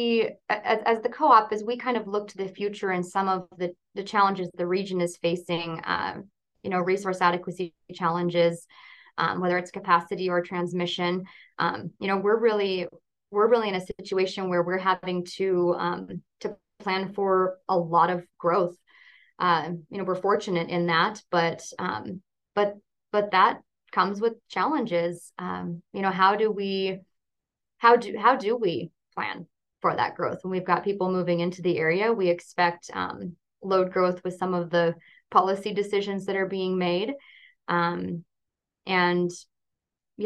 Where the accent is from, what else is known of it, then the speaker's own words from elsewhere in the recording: Kalispell, Montana, United States; I was born in Kalispell. I am a third generation Flathead Valley